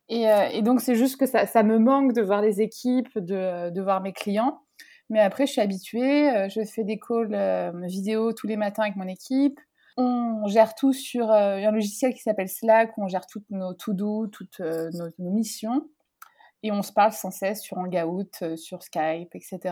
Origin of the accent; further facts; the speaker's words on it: France; je viens de France